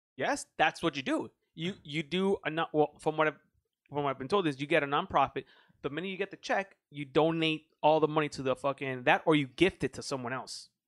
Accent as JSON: {"language": "English", "country": "United States", "said": "I'm American"}